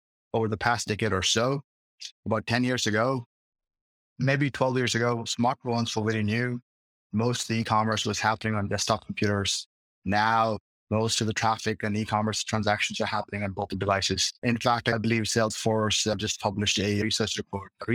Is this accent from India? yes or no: yes; India; moved away as an adult; now in Boston, United States; I'm originally from India